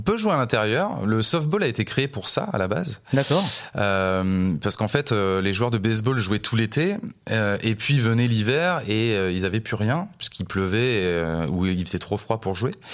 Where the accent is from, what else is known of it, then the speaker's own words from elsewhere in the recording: La Rochelle, Nouvelle-Aquitaine, France; moved away as an adult; also born or lived in Montpellier; je suis originaire de La Rochelle et j'ai déménagé à Montpellier pour faire des études